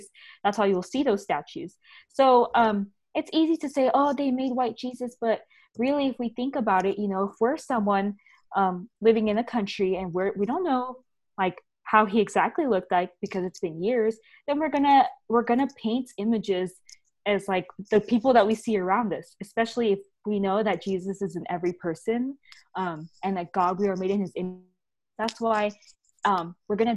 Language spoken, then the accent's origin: English; California, United States; especially as a Californian, we're all Californians here